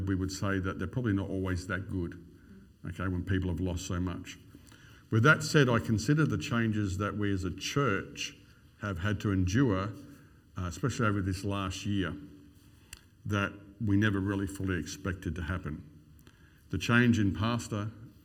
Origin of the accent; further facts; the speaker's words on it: Queensland, Australia; I'm a Queenslander